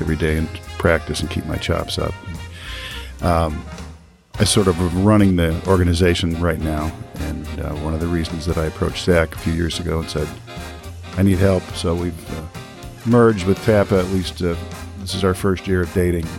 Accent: Toledo, Ohio, United States; I'm from Toledo. I'm still here

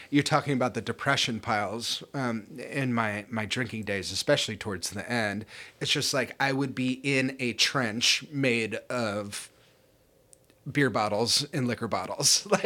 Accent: Ireland; I mean, I am Irish and I am an alcoholic

